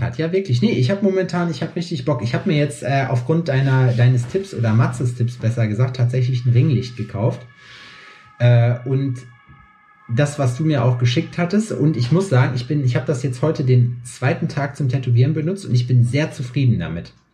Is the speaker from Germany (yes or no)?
yes; Germany; now in Jena, Germany; bei mir in meiner Heimat in Scheiksmühle